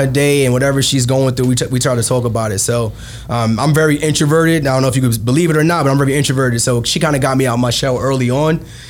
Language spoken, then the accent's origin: English; New York City, New York, United States; Growing up in Brooklyn, man, I grew up in Bed-Stuy, born and raised